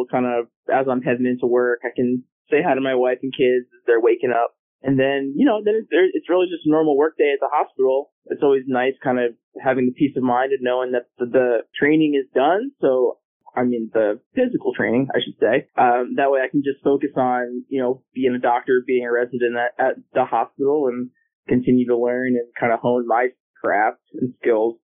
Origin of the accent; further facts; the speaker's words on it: New York, United States; now in Virginia, United States; I'm from New York originally, about an hour outside New York City